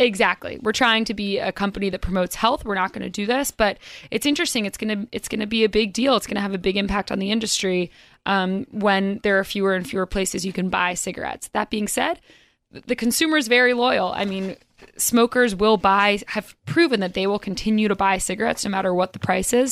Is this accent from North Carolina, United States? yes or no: yes; North Carolina, United States; now in New York, United States; I'm from North Carolina originally